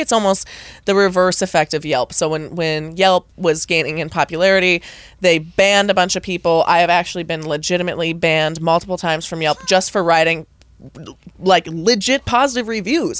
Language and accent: English; United States; as an American